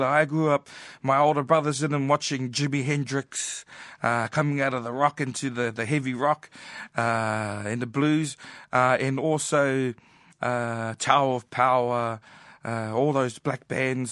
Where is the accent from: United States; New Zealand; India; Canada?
New Zealand; growing up in New Zealand